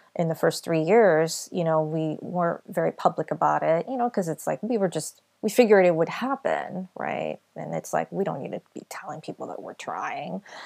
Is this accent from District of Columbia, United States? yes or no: no; California, United States; we're from California.